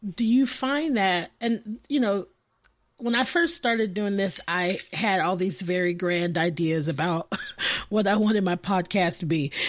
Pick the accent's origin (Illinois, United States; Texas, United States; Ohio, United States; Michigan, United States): Texas, United States; Austin; I'm from Austin